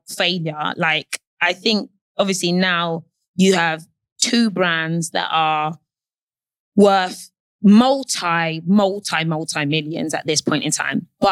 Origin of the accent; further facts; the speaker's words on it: London, United Kingdom; I'm from South London